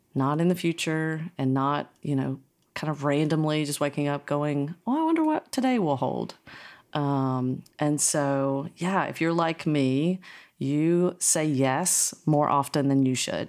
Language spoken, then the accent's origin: English; North Carolina, United States; I grew up in North Carolina, so I am a Tar Heel in my heart